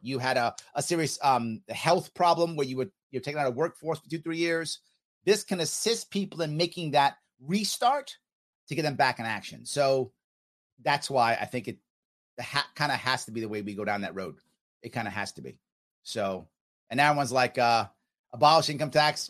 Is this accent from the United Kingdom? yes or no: no; United States; I'm American